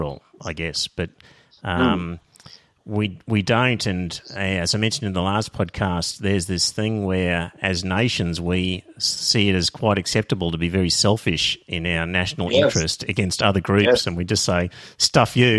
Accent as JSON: {"language": "English", "country": "Australia", "also_born_or_lived": "Brisbane, Australia", "said": "I as an Australian"}